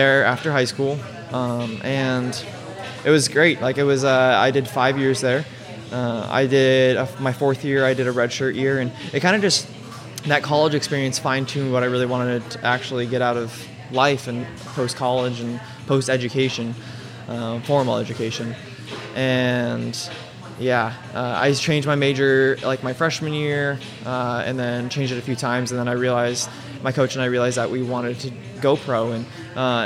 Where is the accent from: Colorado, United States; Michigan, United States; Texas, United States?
Colorado, United States; Colorado Springs; also born or lived in Truckee, California; I grew up in Colorado Springs my entire life